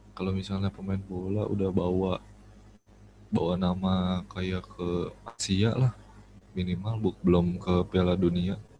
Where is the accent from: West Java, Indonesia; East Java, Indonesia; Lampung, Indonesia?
West Java, Indonesia; aku kan orang Jawa gitu ya, orang Jawa asli, iya. Jawa Barat